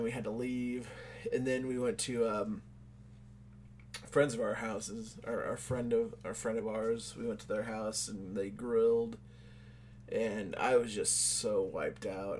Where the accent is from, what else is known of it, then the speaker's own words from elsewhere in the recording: United States; No, I mean, I don't run a lot because I'm from America and these colors don't run.